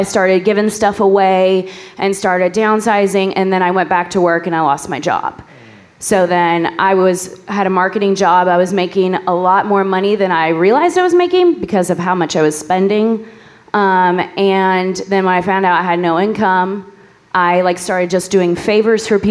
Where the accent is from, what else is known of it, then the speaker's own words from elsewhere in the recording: New Albany, Indiana, United States; I'm from New Albany.